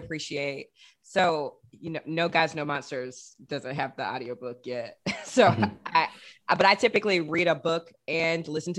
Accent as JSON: {"language": "English", "region": "Georgia", "country": "United States", "said": "I'm from Georgia"}